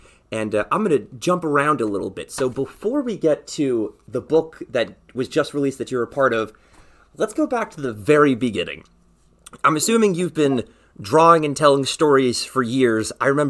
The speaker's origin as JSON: {"language": "English", "region": "New York", "country": "United States", "tie": "born or raised there", "said": "Ian and I grew up together. We're like childhood friends."}